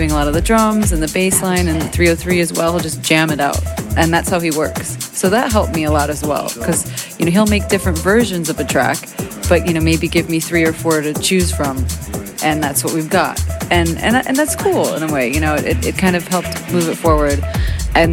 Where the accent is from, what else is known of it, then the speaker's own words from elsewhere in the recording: Chicago, Illinois, United States; I grew up in Chicago